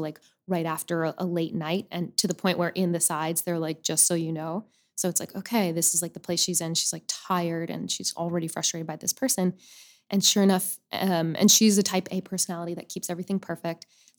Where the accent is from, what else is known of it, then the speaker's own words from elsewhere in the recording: Boca Raton, Florida, United States; also born or lived in Upper Saddle River, New Jersey; I grew up in Florida, mm-hmm. in Boca Raton. Most of my life, I originally was born and raised in Upper Saddle River, New Jersey. But we moved when I was 9 to Florida.